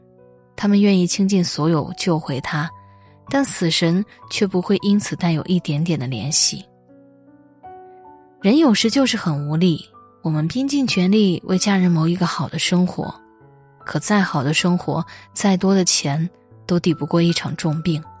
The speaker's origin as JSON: {"language": "Chinese", "region": "Hubei", "country": "China", "said": "还记得年初疫情爆发，作为湖北人封锁在家，每天害怕的反复量体温"}